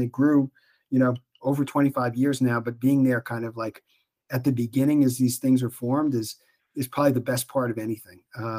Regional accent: New York City, New York, United States; I grew up in Brooklyn. I'm Italian.

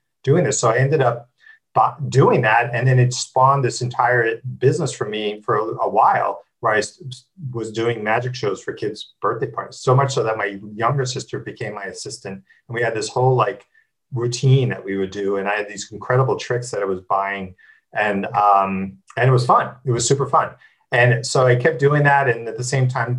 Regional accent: New Jersey, United States; I grew up in New Jersey, which is normal enough

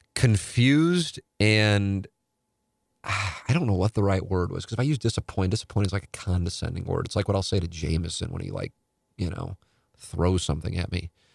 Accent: St. Louis, Missouri, United States; growing up in South Saint Louis

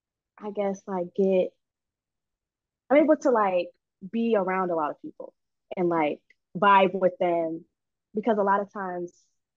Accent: Los Angeles, California, United States; born or raised there; moved away; also born or lived in Chicago, Illinois / Georgia / Virginia

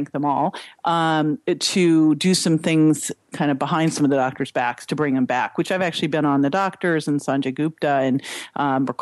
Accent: Berkeley, California, United States; I grew up in Berkeley

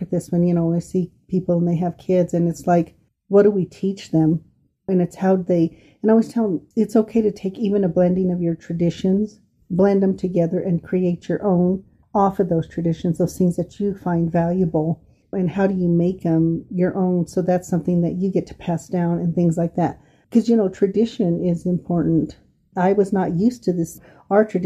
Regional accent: Del Norte, Colorado, United States; born or raised there; moved away

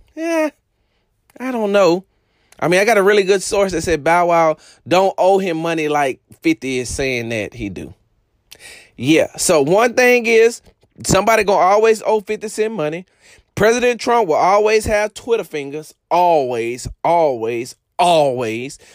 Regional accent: Houston, Texas, United States; I'm from Texas. I'm from Houston

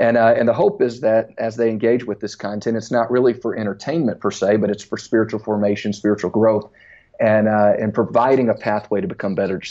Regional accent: Baton Rouge, Louisiana, United States; moved away as an adult; also born or lived in Center, Texas; now in St. Louis, United States; I was from Baton Rouge

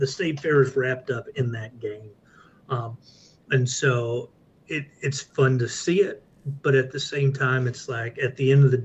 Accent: Texas, United States; me, being a Texan

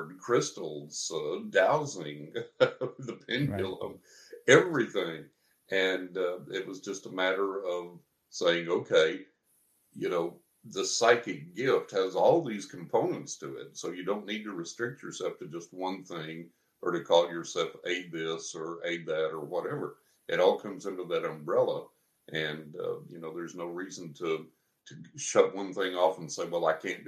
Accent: San Angelo, Texas, United States; moved away; I grew up over in San Angelo in West Texas

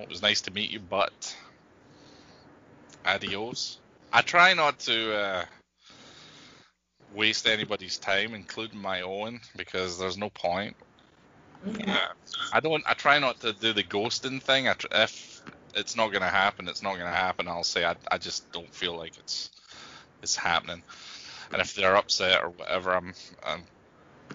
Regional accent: Scotland, United Kingdom; accent: Scottish; moved away as an adult; now in United States; I've almost lived here as long as I lived in Scotland

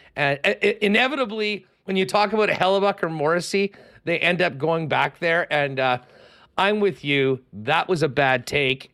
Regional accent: Canada; We as Canadian golf fans

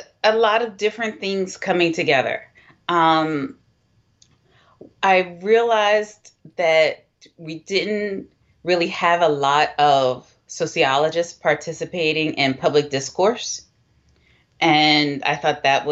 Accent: Philadelphia, Pennsylvania, United States; I grew up in Philadelphia

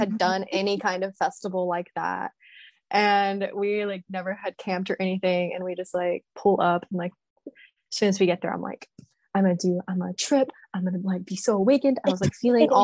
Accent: Texas, United States; I'm from Texas

